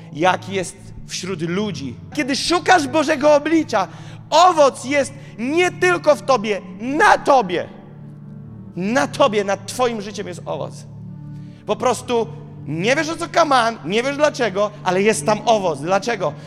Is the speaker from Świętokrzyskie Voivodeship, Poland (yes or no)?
no; Gołdap, Warmian-Masurian Voivodeship, Poland; moved away as an adult; now in Warsaw, Poland; w Gołdapi się urodziłem